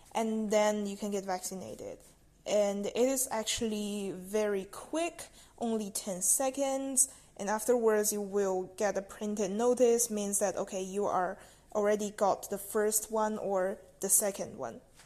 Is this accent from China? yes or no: yes; China; now in Netherlands; I'm from China and I'm studying in the Netherlands right now.